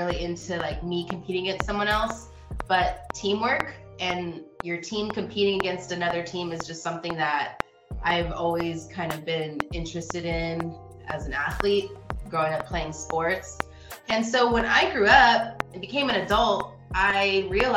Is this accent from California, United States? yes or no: yes; Long Beach, California, United States; Long Beach, California